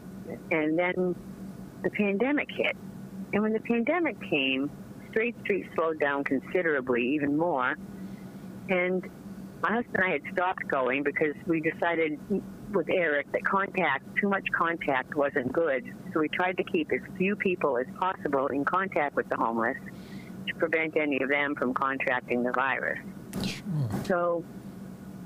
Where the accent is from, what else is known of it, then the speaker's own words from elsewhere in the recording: Portsmouth, New Hampshire, United States; also born or lived in Barrington, New Hampshire; I was born in Portsmouth, New Hampshire